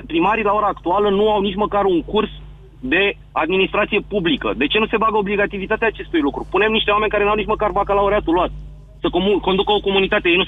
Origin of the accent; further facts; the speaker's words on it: Romania; trebuie să ne asumăm asta ca și români, având în vedere că am umblat prin toată țara asta foarte mult